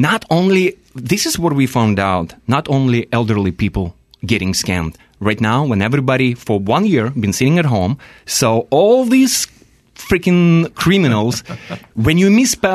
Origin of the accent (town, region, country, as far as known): Belarus; also born or lived in Siberia; now in United States